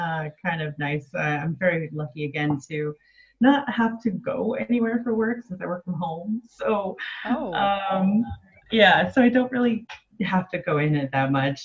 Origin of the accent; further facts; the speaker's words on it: Los Angeles, California, United States; moved away as an adult; also born or lived in San Diego; now in Amsterdam, Netherlands; So I was born and raised in Los Angeles, and I lived 11 years in San Diego before coming here.